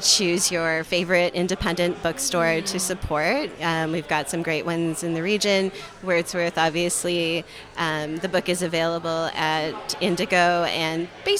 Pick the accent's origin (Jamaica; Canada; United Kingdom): Canada; Toronto, Ontario; moved away as an adult; also born or lived in Kitchener-Waterloo region, Ontario; now in Kitchener, Canada; So Toronto is my hometown. Okay. Yeah. I was born and raised in Scarborough.